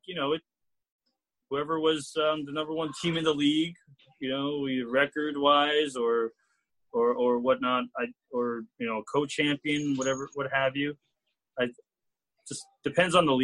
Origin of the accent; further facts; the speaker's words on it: New York City, New York, United States; also born or lived in New Jersey; I was born in Queens, and was raised on the East Coast in New York and New Jersey, but both my parents were born in Chile.